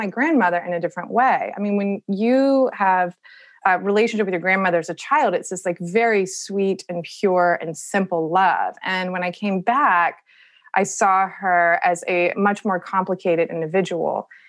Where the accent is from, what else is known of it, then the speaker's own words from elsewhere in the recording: Charleston, South Carolina, United States; Charleston, which is my hometown